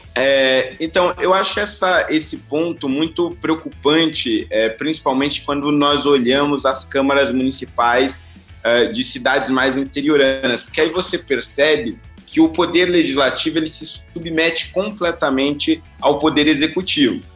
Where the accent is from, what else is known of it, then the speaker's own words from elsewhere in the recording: São Paulo, Brazil; vim da periferia de São Paulo